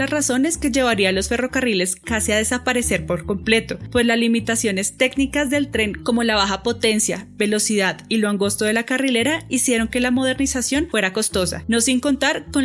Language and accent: Spanish; Bogotá, Colombia; accent: rolo; nuestra historia como bogotanos.